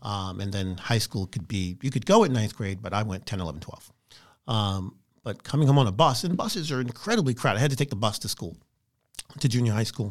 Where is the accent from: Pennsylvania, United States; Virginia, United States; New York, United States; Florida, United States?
New York, United States; New York City; now in Texas, United States; I'm growing up in Brooklyn